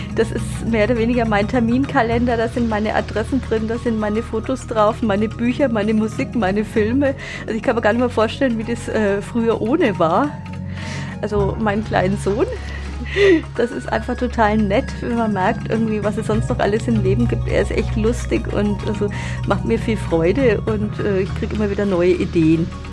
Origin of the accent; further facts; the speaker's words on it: Roth, Bavaria, Germany; now in Nuremberg, Germany; Ich komme ja aus Rot, da äh, sind für mich der Steckerlerswald, die Butzermuggerle, das ist irgendwie so eine Erinnerung.